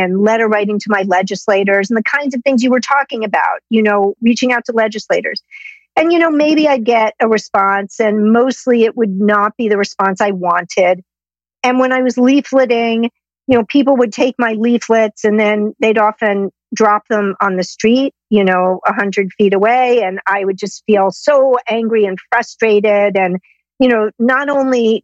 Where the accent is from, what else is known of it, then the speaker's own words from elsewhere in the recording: New York City, New York, United States; I grew up in Manhattan